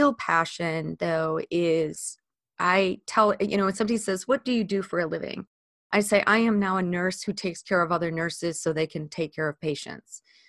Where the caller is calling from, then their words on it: Ely, Minnesota, United States; also born or lived in Chicago, United States; I am thrilled to be joining you today from Ely, Minnesota. That is where I live. I moved here from Chicago a few years ago.